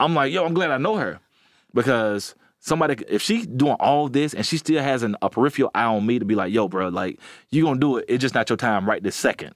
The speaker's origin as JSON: {"language": "English", "region": "Alabama", "country": "United States", "said": "I'm from Alabama, and all my family are blue collar, hard workers"}